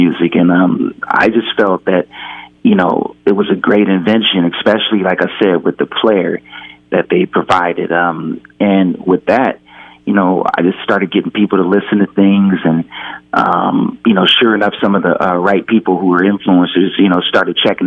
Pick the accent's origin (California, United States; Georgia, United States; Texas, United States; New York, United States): California, United States; Pasadena; I'm from Pasadena, California, and we always liked funk